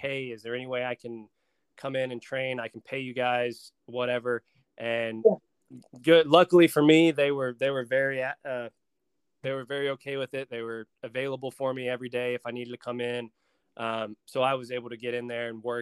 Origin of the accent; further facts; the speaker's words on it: Dallas, North Carolina, United States; also born or lived in Greenville, South Carolina; I was born in Greenville, South Carolina. I was born there, lived there for about 2 months, and then I grew up in Dallas, North Carolina